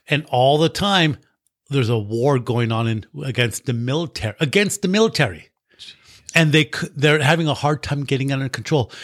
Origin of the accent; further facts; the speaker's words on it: United States; I'm from the United States